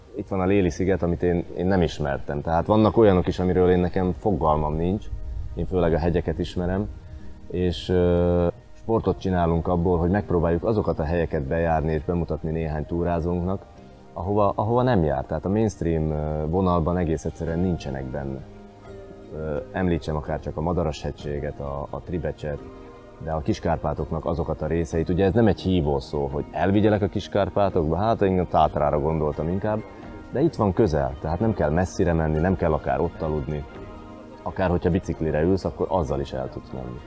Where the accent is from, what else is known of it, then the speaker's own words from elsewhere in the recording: Slovakia; itt születtem és itt élek